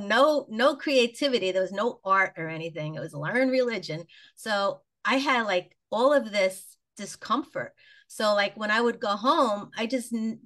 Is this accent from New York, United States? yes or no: yes; New York City, New York, United States; I grew up in Queens, New York, which was a suburban community, nice little neighborhood